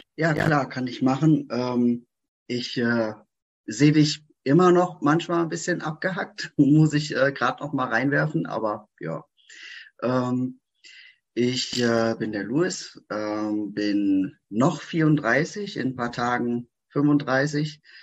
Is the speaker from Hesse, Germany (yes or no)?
yes; Frankfurt, Hesse, Germany; ich komme hier aus Frankfurt, Umgebung